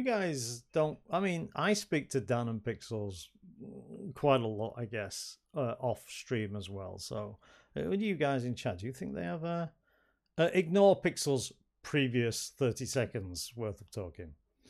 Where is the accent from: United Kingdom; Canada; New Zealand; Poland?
United Kingdom; Yorkshire and the Humber; accent: Yorkshire (not broad); I've never had a broad Yorkshire accent. Never.